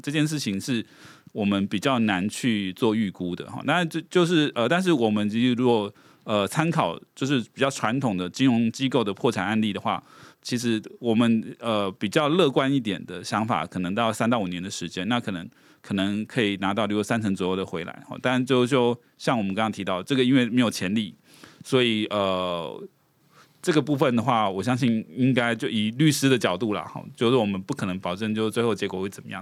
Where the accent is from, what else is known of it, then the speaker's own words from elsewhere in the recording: Taiwan; 我们台湾这边的债权人